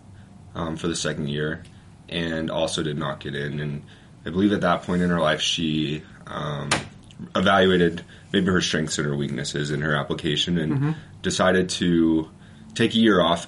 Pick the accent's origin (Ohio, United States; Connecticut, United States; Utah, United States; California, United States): Utah, United States; We're both from Utah, so okay. We met here in Utah